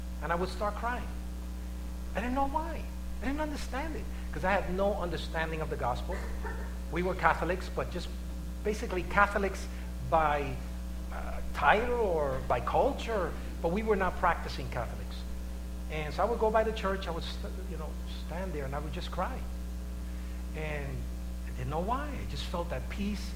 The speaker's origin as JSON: {"language": "English", "town": "New York City", "region": "New York", "country": "United States", "tie": "born or raised there", "said": "I was raised in the West Harlem area."}